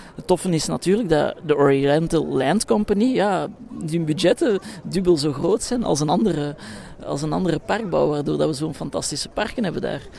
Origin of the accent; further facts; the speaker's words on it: Brussels, Brussels-Capital Region, Belgium; In mijn thuisstad Brussel